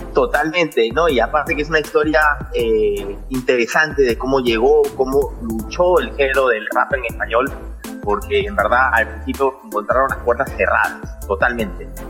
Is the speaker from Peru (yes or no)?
yes; Peru; also born or lived in New York, United States; Yo nací en Nueva York, eh, eh, padre americano, mamá peruana entonces yo viví en los Estados Unidos casi hasta los 10 años y medio, bordeando los 11 años, y de ahí me vine al Perú